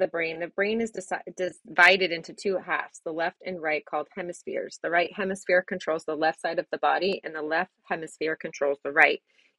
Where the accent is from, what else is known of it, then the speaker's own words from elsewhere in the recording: United States; I am your American dental hygiene host